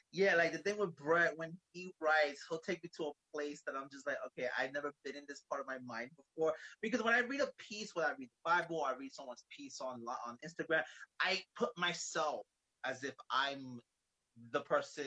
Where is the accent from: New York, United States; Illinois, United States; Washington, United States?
New York, United States; New York City; now in Bayonne, United States; I'm originally from Brooklyn, New York, but yeah, right. I live in New Jersey, Bayonne